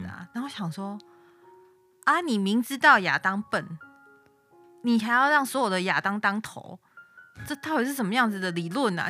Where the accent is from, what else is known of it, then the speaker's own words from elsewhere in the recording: Tainan, Taiwan; 我台南人